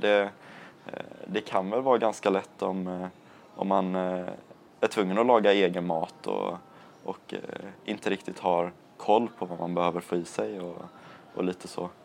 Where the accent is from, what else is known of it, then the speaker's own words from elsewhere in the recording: Landvetter, Västra Götaland, Sweden; jag bor i Landvetter, är uppvuxen i Landvetter